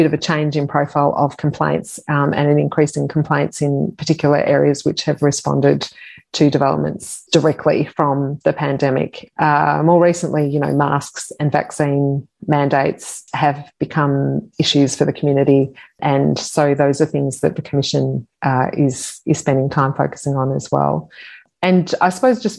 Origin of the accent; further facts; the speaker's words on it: Australia; also born or lived in Tonga; I was born in Tonga, and we came to Australia when I was three.